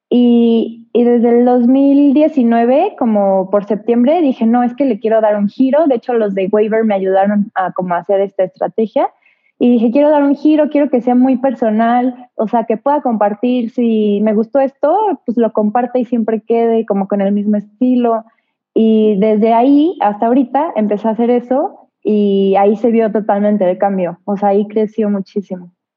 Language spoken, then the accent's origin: Spanish; Mexico; also born or lived in Querétaro / Mexico City; yo soy mexicana